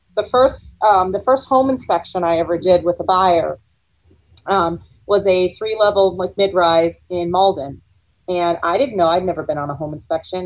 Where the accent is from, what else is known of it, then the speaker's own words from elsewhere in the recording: Florida, United States; I grew up in Florida